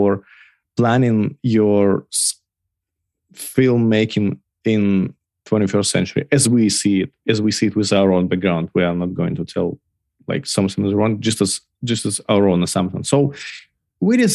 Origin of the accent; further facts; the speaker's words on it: Belarus; moved away as an adult; I originally from Belarus. Till August 2020, I was living there